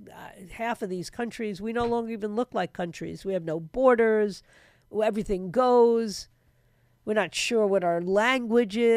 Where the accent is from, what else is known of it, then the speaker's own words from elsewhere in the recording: New York City, New York, United States; I was born and raised in New York City.